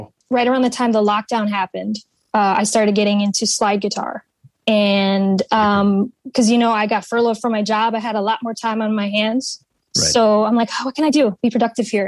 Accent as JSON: {"language": "English", "region": "New England", "country": "United States", "tie": "born or raised there", "also_born_or_lived": "Central Florida", "said": "I've been uh, born and raised in New England. I'm a true blue Yankee"}